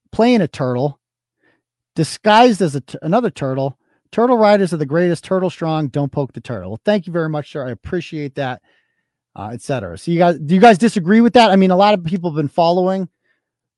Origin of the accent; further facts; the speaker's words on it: Worcester, Massachusetts, United States; now in Holden, United States; I'm from Worcester. I started the blog in Worcester.